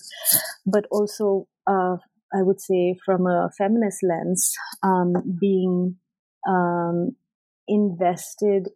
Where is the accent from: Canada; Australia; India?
India; West Bengal; moved away as an adult; also born or lived in United Kingdom / Ithaca, New York, United States; I grew up in India and I did my undergraduate in sociology in India